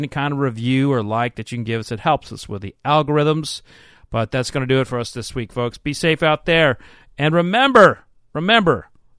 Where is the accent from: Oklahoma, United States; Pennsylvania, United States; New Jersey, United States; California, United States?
Oklahoma, United States; Oklahoma City; moved away as an adult; now in Kentucky, United States; I'm originally from Oklahoma.